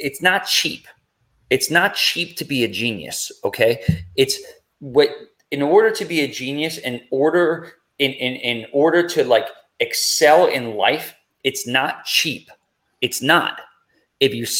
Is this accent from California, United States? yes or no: no; New York, United States; I'm from New York.